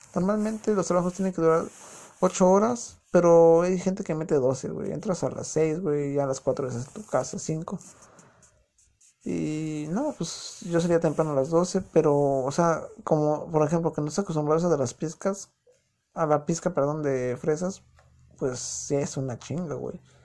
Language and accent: Spanish; Mexico City, Mexico; accent: chilango; moved away as an adult; now in United States; yo soy de distrito, o sea, soy chilango. Yo sé que no a muchos les gusta el acento chilango.